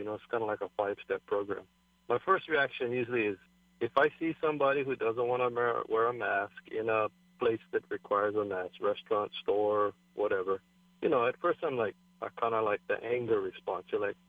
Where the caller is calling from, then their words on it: Maui, Hawaii, United States; I'm calling from Maui.